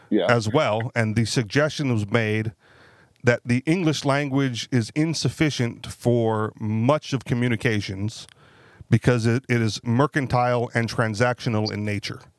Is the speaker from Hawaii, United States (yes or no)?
yes; Hawaii, United States; now in Manchester, United States; Uh, born and raised in Hawaii, but I'm now in Manchester, New Hampshire.